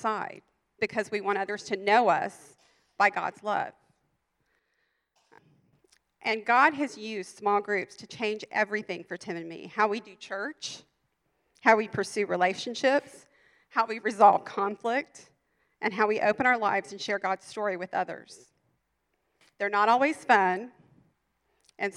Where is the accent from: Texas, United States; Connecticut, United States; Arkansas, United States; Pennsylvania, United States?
Texas, United States; moved away; I'd gone to some really big churches in Texas, and we're from Texas